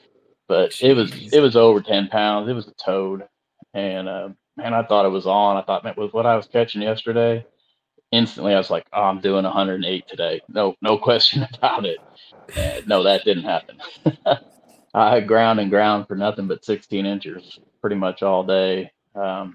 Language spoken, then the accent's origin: English; Lake Okeechobee, Florida, United States; I grew up on Okeechobee, on the south end at Slim's Fish Camp